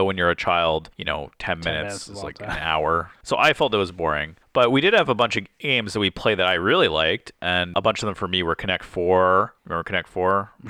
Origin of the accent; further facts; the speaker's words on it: Windsor, Ontario, Canada; Yeah, so we're from Windsor, Ontario, and if you drive 3 hours, you can go to Frankenmuth, Michigan.